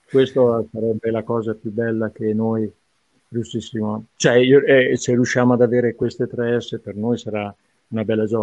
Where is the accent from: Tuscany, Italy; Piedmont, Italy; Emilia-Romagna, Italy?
Emilia-Romagna, Italy; Reggio Emilia; born there; ma io vi garantisco, sono reggiano di nascita, ma insomma ho lavorato più da altre parti